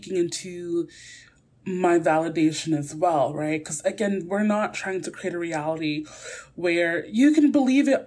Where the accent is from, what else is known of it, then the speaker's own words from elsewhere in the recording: New York City, New York, United States; I'm also from Brooklyn. I'm going to drop my G sometimes.